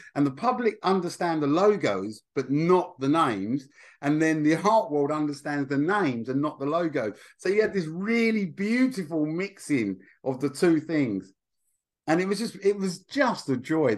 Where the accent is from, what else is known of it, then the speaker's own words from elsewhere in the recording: Essex, East of England, United Kingdom; I'm from Essex